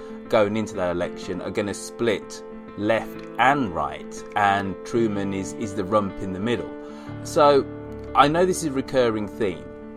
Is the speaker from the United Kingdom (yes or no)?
yes; United Kingdom; being British, European, and having that kind of sensibility